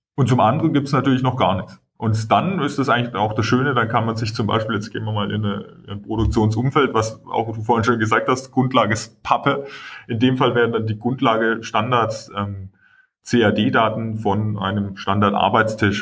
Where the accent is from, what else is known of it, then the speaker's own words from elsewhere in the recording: Swabia, Germany; ich bin selber Schwabe